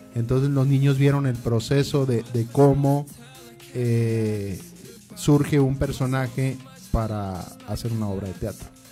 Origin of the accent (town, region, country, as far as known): Ramos Arizpe, Coahuila, Mexico